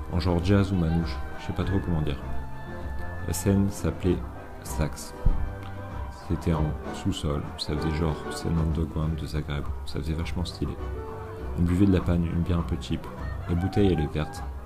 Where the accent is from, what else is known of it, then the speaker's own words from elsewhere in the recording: France; je comprends pas le croate et que je suis français